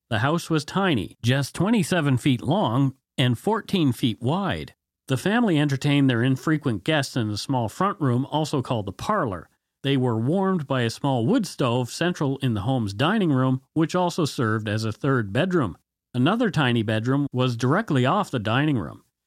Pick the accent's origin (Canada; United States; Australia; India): Canada; We are ordinary Canadian schmucks